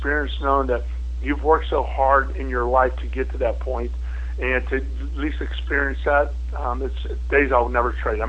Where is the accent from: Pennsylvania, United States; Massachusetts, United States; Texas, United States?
Pennsylvania, United States; Pittsburgh; now in Buffalo, United States; I grew up in Pittsburgh